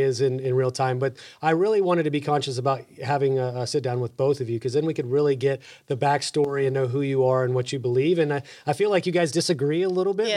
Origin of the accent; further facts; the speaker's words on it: Texas, United States; accent: Texas; my Texas accent